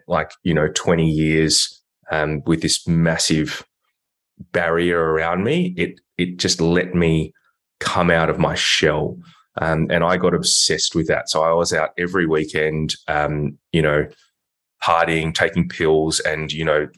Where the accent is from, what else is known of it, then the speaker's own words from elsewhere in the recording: Melbourne, Victoria, Australia; also born or lived in Hong Kong; I live in Melbourne in Victoria. So I'm, you know, Australian, and I grew up here. I was born in Hong Kong.